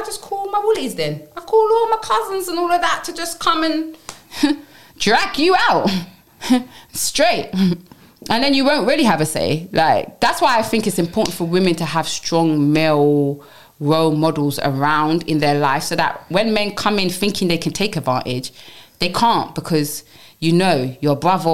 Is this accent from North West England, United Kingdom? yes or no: no; London, United Kingdom; I come from Brixton Hill, Tars Hill